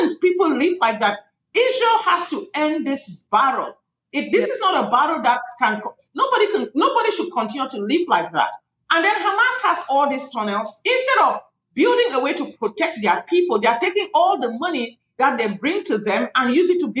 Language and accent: English; Cameroon; moved away; I come from Cameroon, West Africa. That's where I am from originally